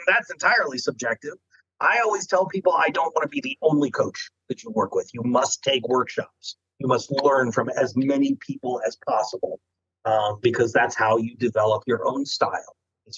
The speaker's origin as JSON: {"language": "English", "region": "Chesapeake Bay area", "country": "United States", "said": "I'm from the Chesapeake, so, you know."}